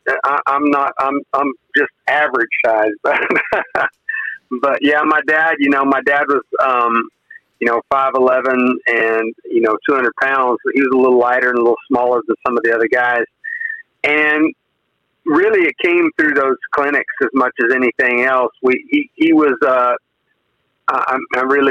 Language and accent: English; Weldon, Kansas, United States; moved away as an adult; also born or lived in Colorado; now in Texas, United States; I was raised not too far from Pawhuska, in a little town called Weldon, Kansas